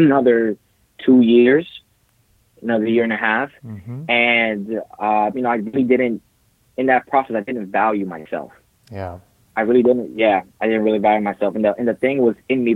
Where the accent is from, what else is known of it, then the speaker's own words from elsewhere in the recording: New Jersey, United States; moved away as an adult; now in California, United States; I'm originally from New Jersey, raised over there